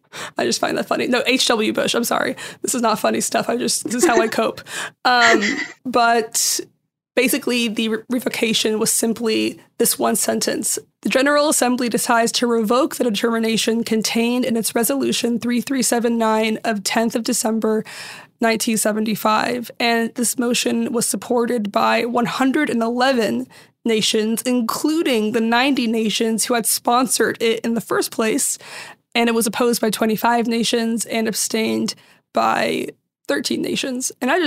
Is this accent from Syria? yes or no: yes; Syria; I'm from Syria, but even in Syria, everyone, like, in most Middle Eastern countries, there was a mix of all these religions and they all got along.